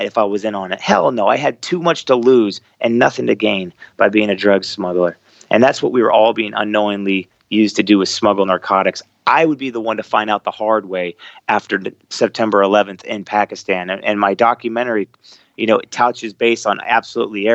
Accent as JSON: {"language": "English", "country": "United States", "said": "being an American in a Muslim country"}